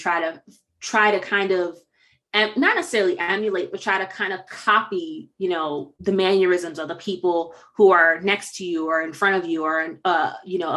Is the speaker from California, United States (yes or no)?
no; Connecticut, United States; moved away; I'm originally from Connecticut